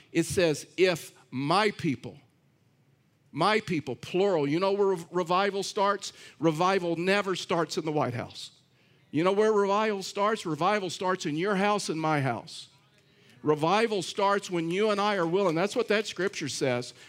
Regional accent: Texas, United States; I'm from Texas

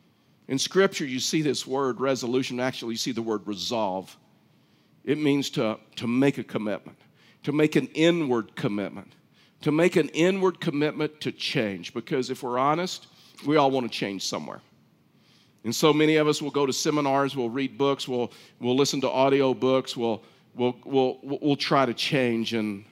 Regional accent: Texas, United States; I was raised in Texas.

